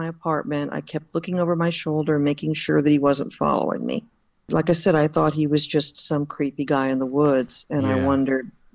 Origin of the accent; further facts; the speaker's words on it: Southern California, United States; moved away as an adult; also born or lived in Jacksonville, Florida / Sanford, Florida / Alexandria, Virginia; now in Northern Virginia, United States; I was raised in Southern California